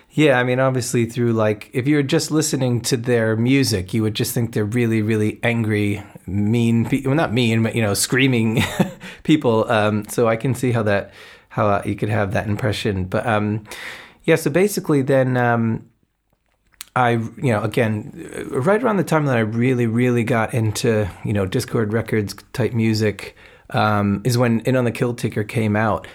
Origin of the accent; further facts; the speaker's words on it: New Jersey, United States; I grew up in New Jersey